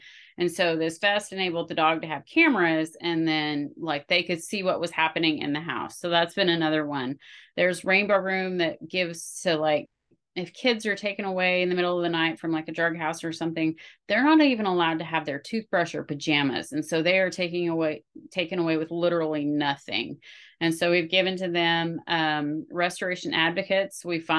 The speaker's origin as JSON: {"language": "English", "region": "Oregon", "country": "United States", "tie": "born or raised there", "also_born_or_lived": "Idaho / Wyoming", "lives_now": "Texas, United States", "said": "I'm originally from the Pacific Northwest. I grew up in Oregon, Idaho, and Wyoming before moving to Texas."}